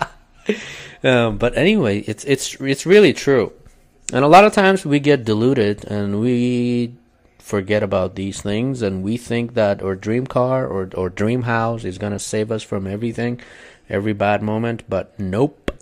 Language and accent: English; Kurdistan Region, Iraq; English is a second language; moved away as an adult; now in United States; I am from Kurdistan in northern Iraq. I came to the States 10 years ago